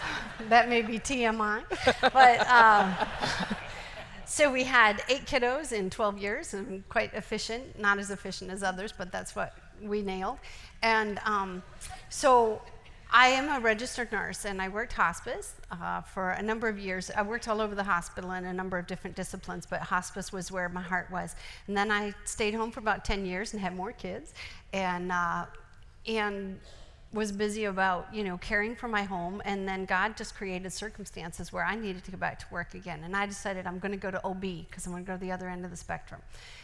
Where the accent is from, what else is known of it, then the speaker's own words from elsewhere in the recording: Salt Lake City, Utah, United States; also born or lived in Colorado / Wisconsin / Pennsylvania; I'm from Wisconsin. Not originally. I'm from Salt Lake. So I kind of grew up in Salt Lake and Colorado and then moved out east to Wisconsin. And then I moved out even more east to Pennsylvania. And so I have a total conglomeration of all of those accents.